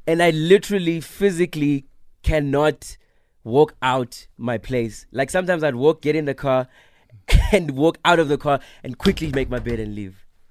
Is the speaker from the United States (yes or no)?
no; South Africa; as a South African act, because I speak English